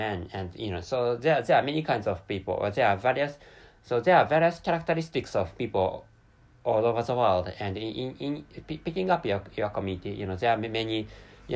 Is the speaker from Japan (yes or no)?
yes; Japan; first language Japanese; English is a second language; I'm a Japanese person, and my mother tongue is Japanese language, which is why, so I can't speak English natively